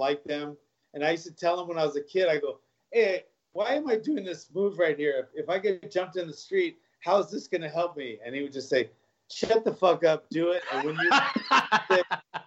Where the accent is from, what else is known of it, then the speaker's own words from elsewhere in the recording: Hawaii, United States; moved away as an adult; also born or lived in Los Angeles; I moved there when I was like 4 years old, and then I was raised there till I, you know, left to pursue a fighting career in LA.